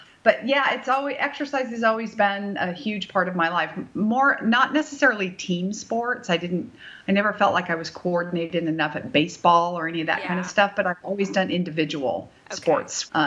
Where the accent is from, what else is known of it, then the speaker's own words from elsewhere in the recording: Bay Area, California, United States; moved away; I am from the Bay Area